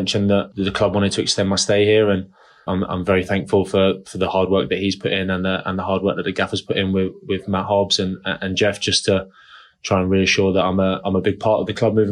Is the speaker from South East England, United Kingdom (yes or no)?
yes; Portsmouth, South East England, United Kingdom; moved away; I'm from Portsmouth